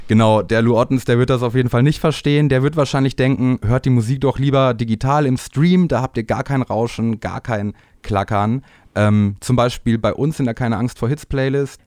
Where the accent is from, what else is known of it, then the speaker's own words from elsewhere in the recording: Bielefeld, North Rhine-Westphalia, Germany; aus dem Raum Bielefeld, wo ich herkomme